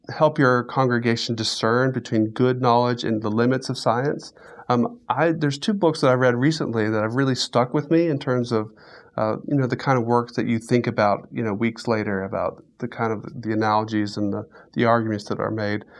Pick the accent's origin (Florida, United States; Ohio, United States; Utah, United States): Florida, United States; Central; moved away as an adult; now in Alabama, United States; I grew up in Florida, Central Florida, and so I am a native Floridian